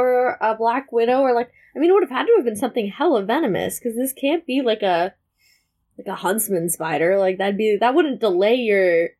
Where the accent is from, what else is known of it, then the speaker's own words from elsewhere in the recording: California, United States; As a Californian, can confirm.